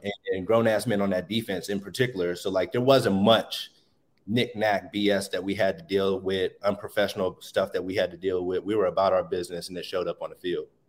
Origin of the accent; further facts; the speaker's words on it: Pittsburgh, Pennsylvania, United States; being born in Pittsburgh or living in Pittsburgh